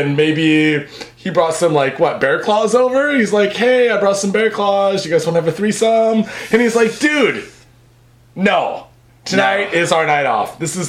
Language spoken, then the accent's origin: English; United States; now in Japan